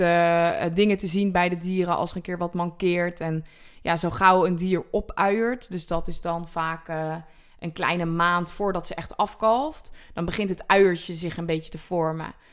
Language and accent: Dutch; Netherlands